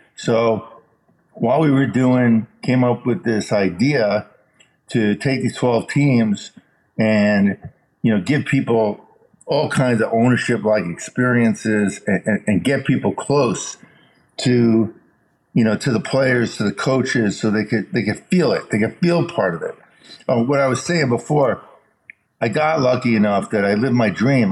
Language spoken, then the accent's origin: English; Chicago, Illinois, United States; I was born in Chicago, so I really like the White Sox